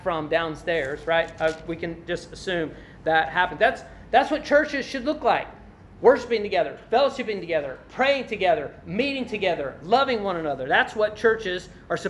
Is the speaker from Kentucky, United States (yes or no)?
yes; Glasgow, Kentucky, United States; whenever I leave Glasgow, Kentucky, and I'm headed to Louisville, I pass through Horse Cave